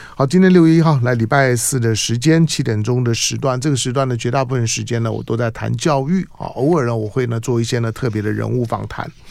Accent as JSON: {"language": "Chinese", "country": "Taiwan", "tie": "born or raised there", "said": "我是在眷村里面长大的"}